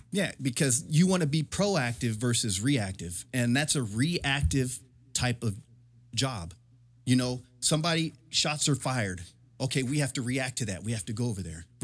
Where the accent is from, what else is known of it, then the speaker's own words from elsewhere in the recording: Murphy Canyon, California, United States; I can't necessarily say that I grew up in the hood because I didn't. Right. I grew up in Murphy Canyon, military. That's that's military hood.